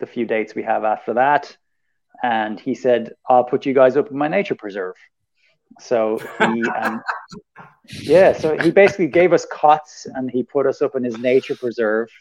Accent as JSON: {"language": "English", "country": "Ireland", "said": "we're white and we're Irish, and it's good to be Irish in America."}